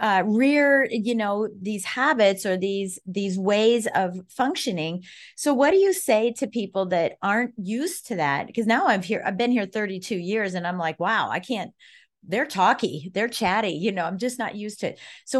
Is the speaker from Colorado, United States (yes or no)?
yes; Colorado, United States; now in Washington, D.C., United States; I'm from Colorado originally.